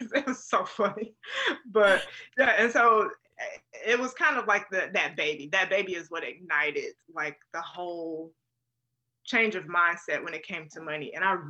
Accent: North Carolina, United States; moved away as an adult; also born or lived in Florida / Rhode Island / Tennessee / California; originally I'm from North Carolina and my husband is also from North Carolina. We're high school sweethearts

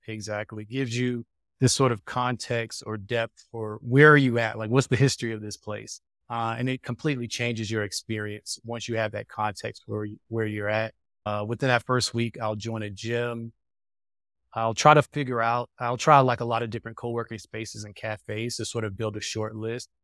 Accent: United States; moved away; as an American

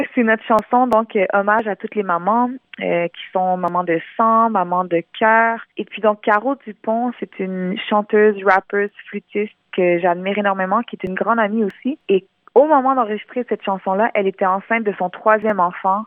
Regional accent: Montreal, Quebec, Canada; first language French; née à Montréal, j'ai grandi à Montréal

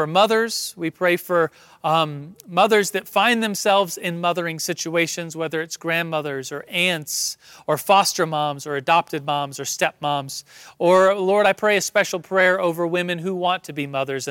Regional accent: Colorado, United States; I'm from Colorado

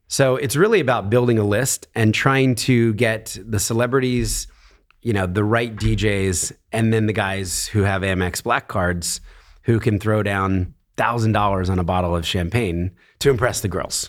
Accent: Philadelphia, Pennsylvania, United States; born in Philadelphia, a very middle class family.

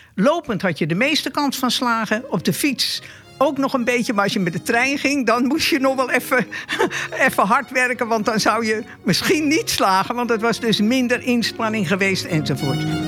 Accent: Argentina; now in Netherlands; Ik kom zelf uit Argentinië.

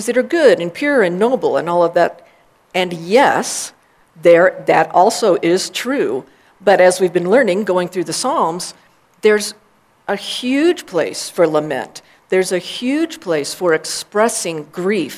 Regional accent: Texas, United States; also born or lived in Austin, Texas; I was born in Texas in 1962

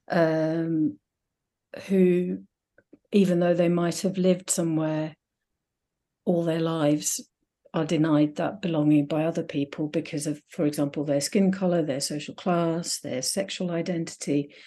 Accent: Finland; moved away as an adult; now in United Kingdom; I grew up in Finland, in a Finnish-speaking town

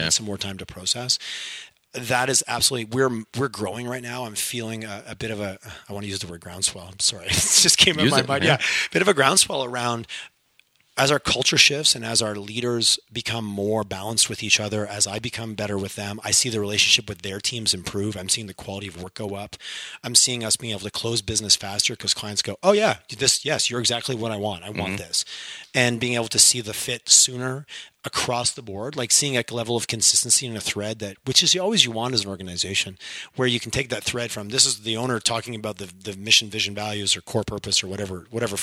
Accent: Montreal, Quebec, Canada; first language English; now in Alberta, Canada; growing up in Montreal and Quebec

